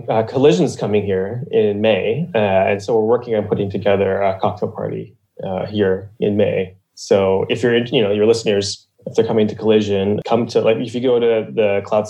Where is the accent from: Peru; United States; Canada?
Canada; Ontario; also born or lived in Niagara Falls / Mississauga / Hamilton; So I was born in Niagara Falls, Ontario. And then we moved to Mississauga, which is like a suburb of Toronto. And then I moved to Hamilton, which is another suburb of Toronto. And then when I was 7, I moved to Eastern Ontario.